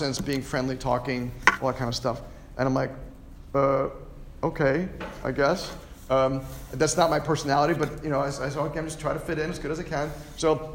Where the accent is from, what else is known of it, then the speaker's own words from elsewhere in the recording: Lynbrook, New York, United States; my hometown at Lynbrook